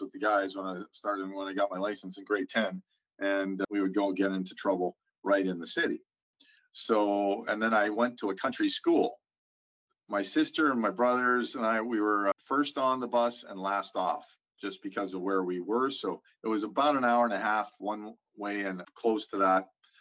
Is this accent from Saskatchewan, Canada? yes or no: yes; Saskatoon, Saskatchewan, Canada; now in St. Albert, Canada; I grew up on a farm just on the cusp of Saskatoon